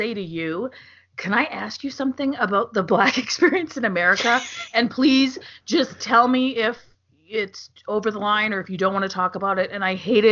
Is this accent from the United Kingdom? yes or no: no; Sudbury, Ontario, Canada; now in Calgary, Canada; I am a Canadian, born in Sudbury, Ontario